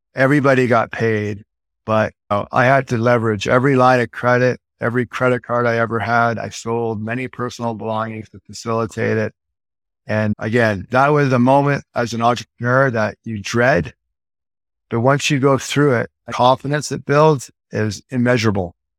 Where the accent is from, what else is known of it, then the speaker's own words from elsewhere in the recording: Edmonton, Alberta, Canada; also born or lived in Vancouver, British Columbia, Canada / Toronto, Canada; now in Las Vegas, United States; Moved to Edmonton, Alberta, like I was four, five years old